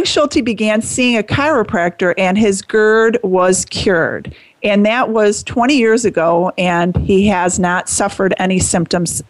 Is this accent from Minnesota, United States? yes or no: no; St. Charles, Illinois, United States; St. Charles, Illinois, my hometown